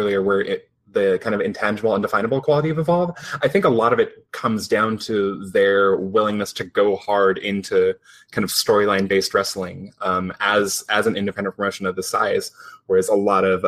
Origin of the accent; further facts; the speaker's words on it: Seattle, Washington, United States; I'm from Seattle.